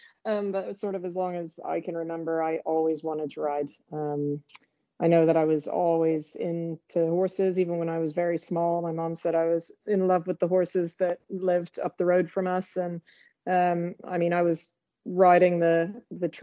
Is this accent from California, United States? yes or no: yes; Southern California, United States; I grew up in California, Southern California